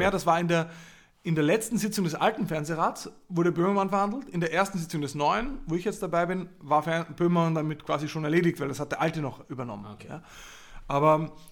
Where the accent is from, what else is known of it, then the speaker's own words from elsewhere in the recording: Linz, Upper Austria, Austria; aus Linz, aus meiner Heimatstadt